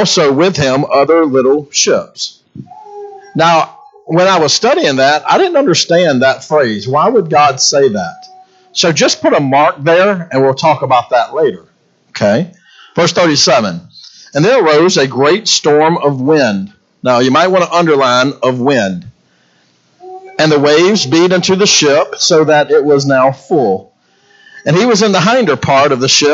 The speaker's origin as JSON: {"language": "English", "town": "Baton Rouge", "region": "Louisiana", "country": "United States", "moved": "yes", "said": "Being from Baton Rouge, Louisiana, I'm a Cajun boy"}